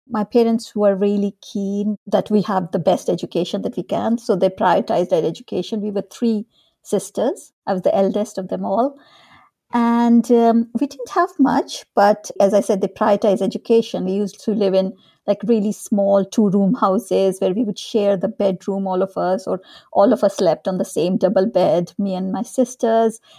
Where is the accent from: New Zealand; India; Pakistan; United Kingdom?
India; North India; also born or lived in Dehradun, India; So I grew up in India. I was born in this small town called Dehradun, which is in the foothills of the Himalayas in the north of India.